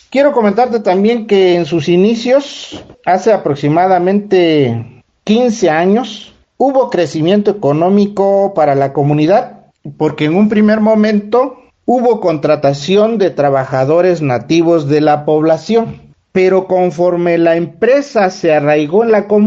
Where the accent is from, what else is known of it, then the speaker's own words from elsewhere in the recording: Cuyamecalco Villa de Zaragoza, Oaxaca, Mexico; yo soy originario, nativo de Cuyamecalco, Villa de Zaragoza.